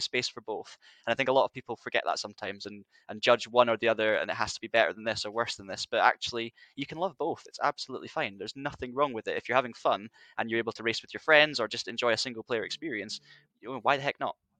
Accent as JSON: {"language": "English", "region": "Highlands of Scotland", "country": "United Kingdom", "said": "in the north of Scotland, 'cause I'm from the Highlands"}